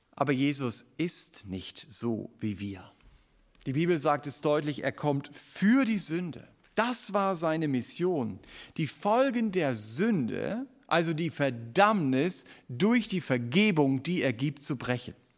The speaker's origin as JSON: {"language": "German", "town": "Stuttgart", "region": "Baden-Württemberg", "country": "Germany", "said": "uns als Stuttgarter"}